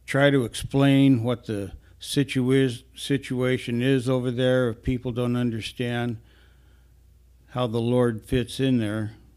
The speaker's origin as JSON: {"language": "English", "region": "Northwest Oregon", "country": "United States", "tie": "born or raised there", "said": "Many of us were born and raised in Northwest Oregon, where as teenagers and younger, we picked strawberries and other crops for summer employment"}